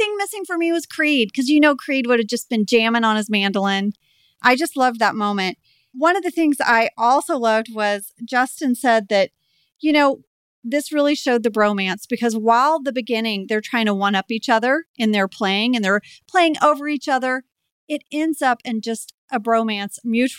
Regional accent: Jakarta, Indonesia; You guys know I grew up in Jakarta

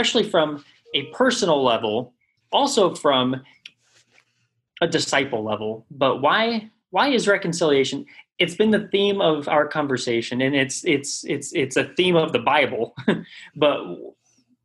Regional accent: South Orange County, California, United States; my experience in growing up in South Orange County

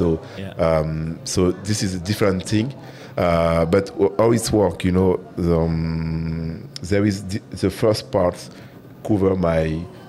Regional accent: French Guiana; English is a second language; moved away as an adult; also born or lived in Paris, France / Strasbourg, France; now in Dubai, United Arab Emirates; I'm French. Yeah, exactly. At the beginning, because I'm from South America, French Guiana. It's a little part of France, but in South America.

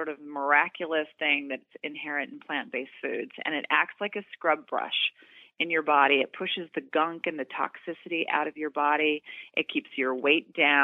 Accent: Doraville, Georgia, United States; moved away; I'm from Georgia. I'm from Doraville, Georgia. I was just home for the holidays.

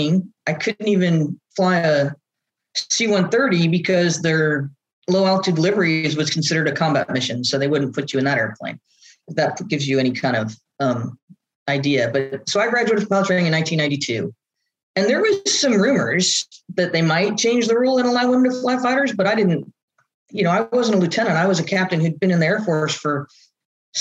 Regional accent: Southern California, United States; I grew up in Southern California.

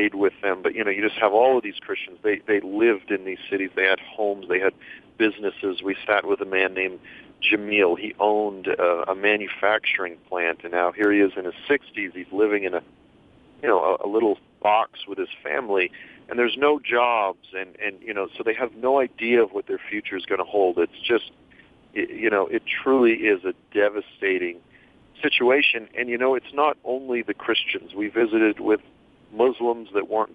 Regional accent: United States; as an American

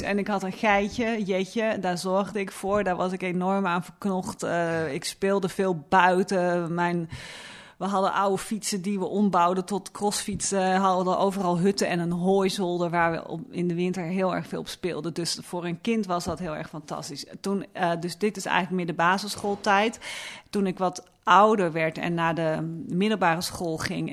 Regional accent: Luttelgeest, Flevoland, Netherlands; waar ik ben opgegroeid in de Noordoostpolder

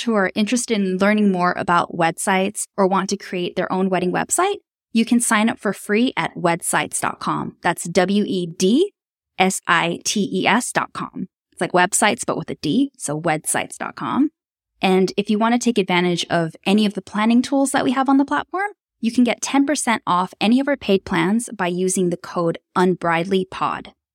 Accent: Tokyo, Japan; moved away as an adult; also born or lived in Melbourne, Australia; I was born and raised in Tokyo, Japan, but I spent most of my adult working life living in Australia

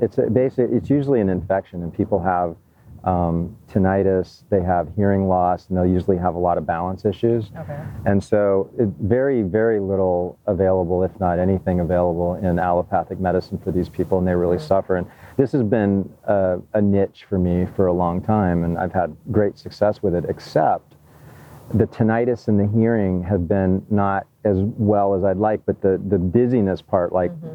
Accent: Hawaii, United States; I grew up in Hawaii

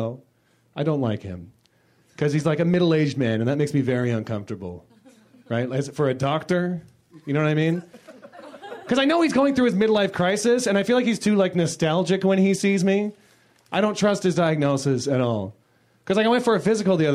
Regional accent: Toronto, Ontario, Canada; I'm from Toronto

